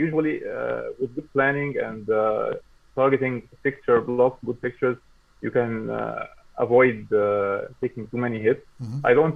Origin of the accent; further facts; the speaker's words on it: Egypt; I'm from Egypt. Yeah. I'm joining from Egypt